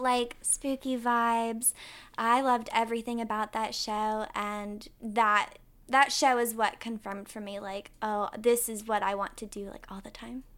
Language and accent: English; Winston-Salem, North Carolina, United States; I'm from Winston-Salem, North Carolina